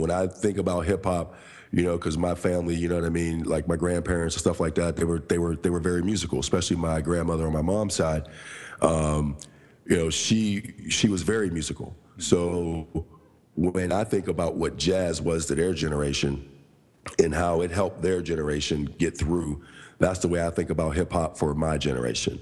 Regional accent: Pittsburgh, Pennsylvania, United States; also born or lived in Coraopolis, Pennsylvania; I'm from Pittsburgh, PA. Um, from two areas there actually, because I. Uh, grew up on the north side of Pittsburgh

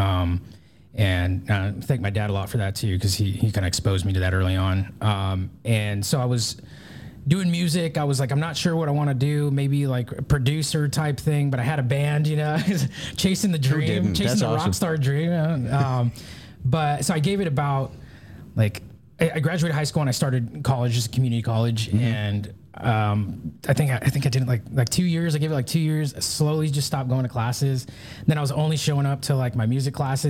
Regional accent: Burbank, California, United States; moved away as an adult; now in North Carolina, United States; grew up in California, Southern California

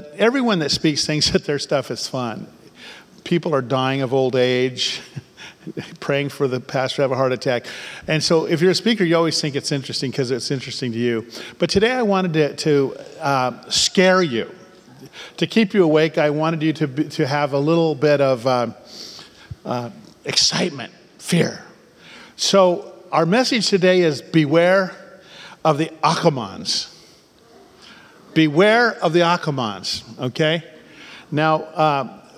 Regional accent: Bay Area, California, United States; I was born in the Bay Area

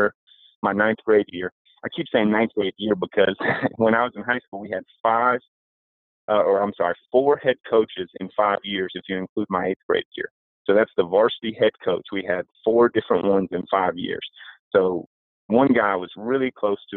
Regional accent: Roanoke, Virginia, United States; I'm from Roanoke, Virginia, which is Southwest Virginia.

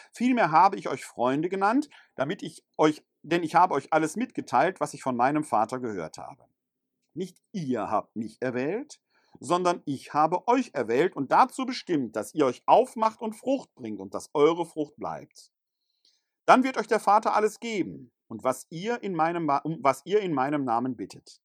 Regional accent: Ruhr area, North Rhine-Westphalia, Germany; first language German; moved away; also born or lived in Bergisches Land; Bin ich Ruhrgebietler, wo ich geboren bin?

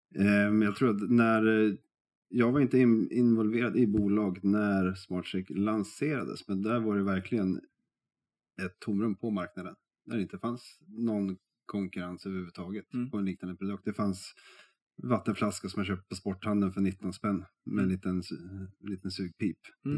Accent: Västerås, Västmanland, Sweden; jag är från Västerås

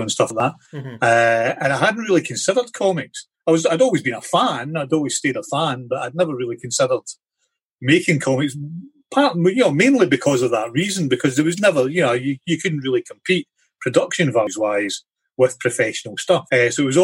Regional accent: Ayrshire, Scotland, United Kingdom; I grew up in Ayrshire in Scotland

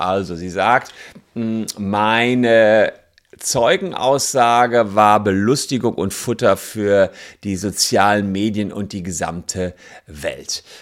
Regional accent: Germany; bei uns in Deutschland

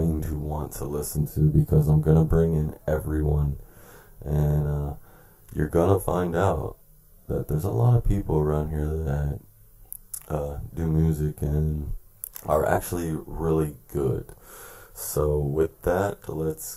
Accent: Tampa, Florida, United States; now in Bell, United States; I was born and raised in Tampa, Florida

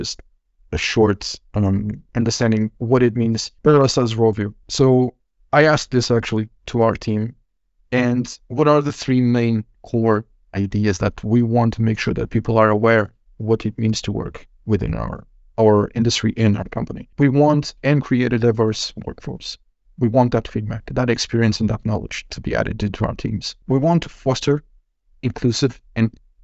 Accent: Portugal; moved away as an adult; now in Finland; coming from my home country, Portugal

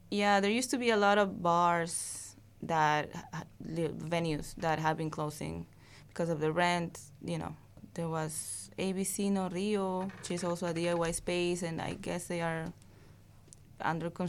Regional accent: Peru; English is a second language; now in Queens, New York, United States; I live in Queens. I migrated, you know, from Peru

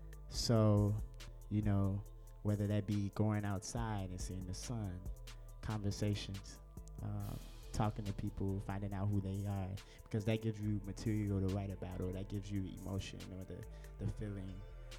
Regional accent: Chicago, Illinois, United States; we're both from Chicago

